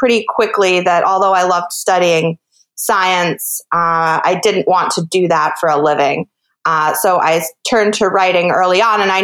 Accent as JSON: {"language": "English", "area": "Hudson River Valley", "region": "New York", "country": "United States", "tie": "born or raised there", "also_born_or_lived": "West Coast, United States", "moved": "as an adult", "lives_now": "Bainbridge Island, United States", "said": "I grew up in the Hudson River Valley of New York State, and I was raised by my grandmother"}